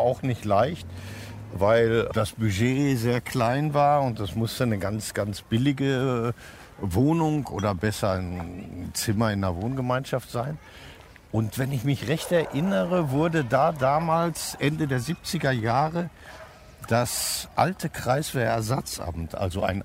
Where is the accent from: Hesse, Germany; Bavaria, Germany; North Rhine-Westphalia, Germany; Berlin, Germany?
North Rhine-Westphalia, Germany; Herne; now in Cologne, Germany; Also nicht weit von Herne, wo ich herkomme